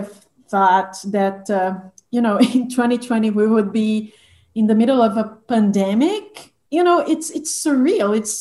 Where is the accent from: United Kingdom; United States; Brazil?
Brazil; Belo Horizonte, Minas Gerais; I went to college in Belo Horizonte, my hometown